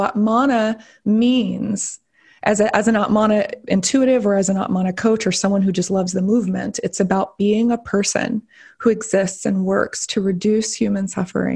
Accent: the South, United States; I was raised here in the South. I live in Florida

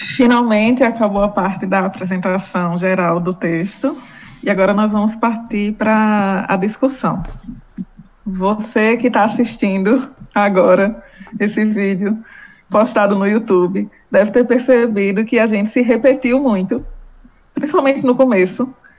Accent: Northeast, Northeast Brazil, Brazil; eu sou uma mulher negra, sou estudante, sou nordestina, trabalhadora

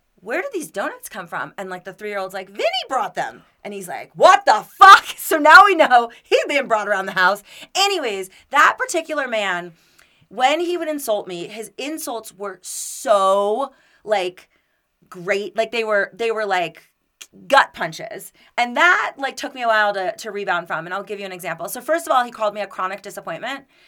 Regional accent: Florida, United States; now in Denver, United States; I'm from Florida.

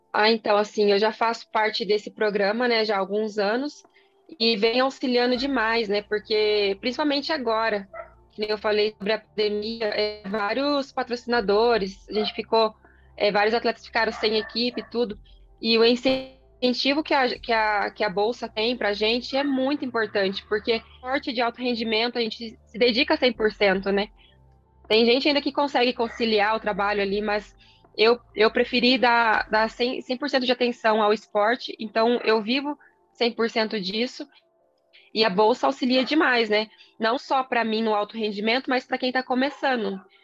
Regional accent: Londrina, Paraná, Brazil; eu sou natural de Londrina

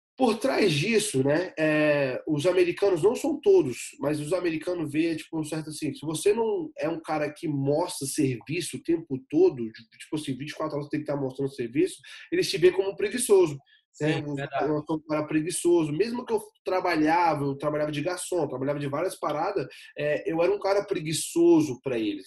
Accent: Ceilândia, Federal District, Brazil; moved away as an adult; also born or lived in Recanto das Emas; now in United States; eu sou de Brasília, né, a capital federal, e nascido e criado na, na comunidade da Ceilândia, né, na cidade da Ceilândia

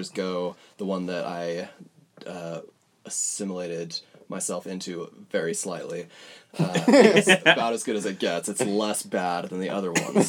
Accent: Cedar City, Utah, United States; I grew up, my earliest memories are in Cedar City, Utah

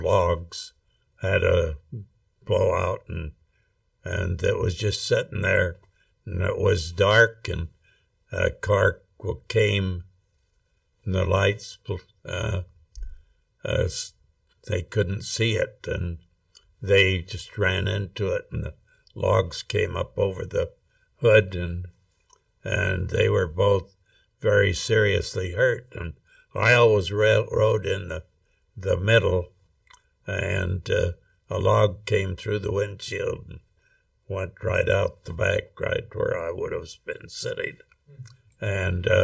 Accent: Rexburg, Idaho, United States; I grew up in Rexburg, Idaho, actually out in Hibbard, which is 4 miles out of Rexburg

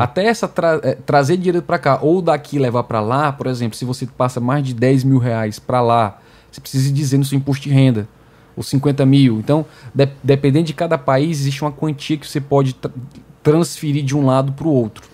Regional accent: Fortaleza, Ceará, Brazil; mesmo que eu e você tenhamos nascido aqui no Brasil. Uhum. Eu em Fortaleza

